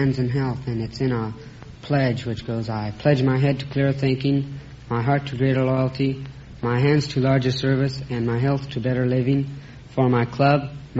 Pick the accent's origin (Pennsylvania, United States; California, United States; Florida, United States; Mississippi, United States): California, United States; Los Angeles; Los Angeles.